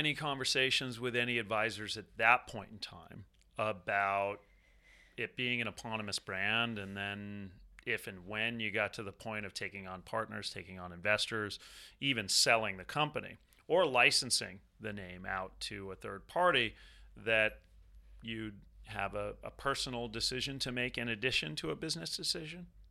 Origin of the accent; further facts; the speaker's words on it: Southern California, United States; I'm from Southern California